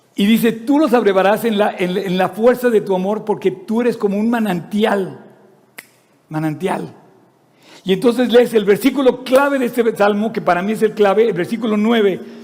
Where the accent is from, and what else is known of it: Mexico